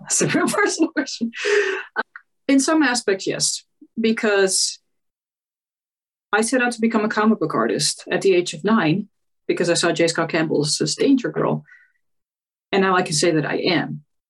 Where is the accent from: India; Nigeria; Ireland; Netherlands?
Netherlands; I'm from the Netherlands in case you didn't know.